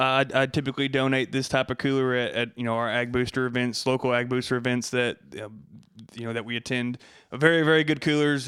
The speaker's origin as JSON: {"language": "English", "town": "Abbott", "region": "Texas", "country": "United States", "tie": "born or raised there", "also_born_or_lived": "Hillsboro, Texas", "said": "from Abbott, Texas. I was born in Hillsboro, which is just north of Abbott, you know, small town"}